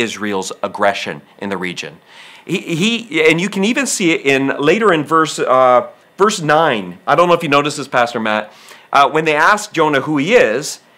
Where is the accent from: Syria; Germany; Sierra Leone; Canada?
Canada; I'm Canadian by birth.